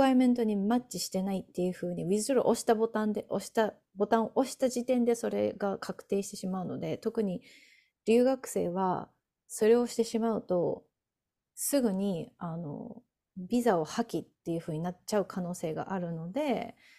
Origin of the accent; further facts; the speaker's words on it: Japan; first language Japanese; now in United States; 日本 人